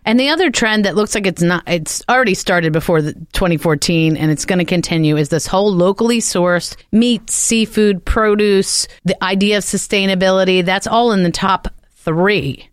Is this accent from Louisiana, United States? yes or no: no; New Jersey, United States; I'm from Jersey